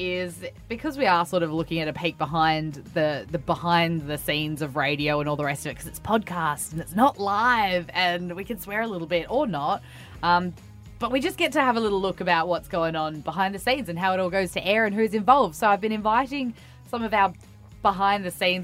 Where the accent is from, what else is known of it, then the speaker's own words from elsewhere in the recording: Queensland, Australia; I'm from Queensland.